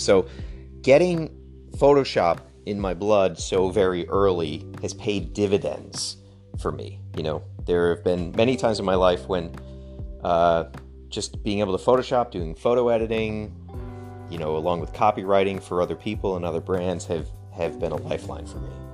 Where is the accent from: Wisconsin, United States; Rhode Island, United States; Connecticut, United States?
Connecticut, United States; the kind of small town that we grew up in in Connecticut